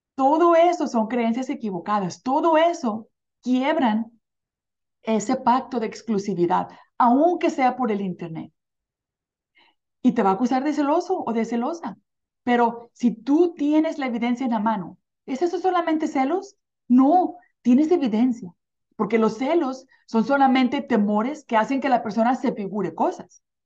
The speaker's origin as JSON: {"language": "Spanish", "country": "Mexico", "tie": "born or raised there", "moved": "yes", "lives_now": "United States", "said": "cuando crecí, crecí en un pueblito en México"}